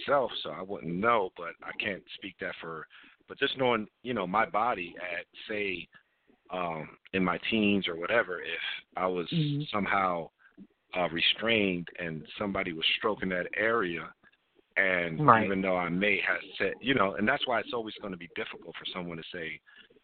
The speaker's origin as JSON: {"language": "English", "region": "New Jersey", "country": "United States", "said": "I'm from Jersey"}